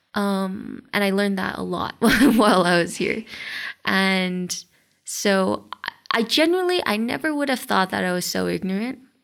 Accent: Los Angeles, California, United States; moved away as an adult; now in Mexico; I grew up in Los Angeles and in the US

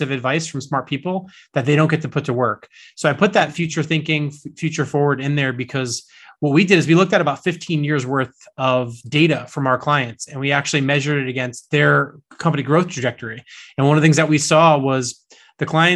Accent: East Coast, United States; I grew up here on the East Coast in the States

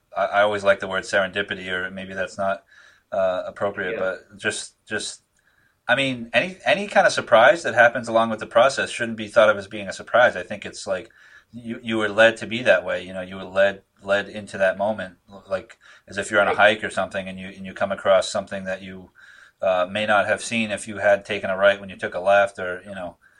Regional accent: Northeast, United States; I'm from here

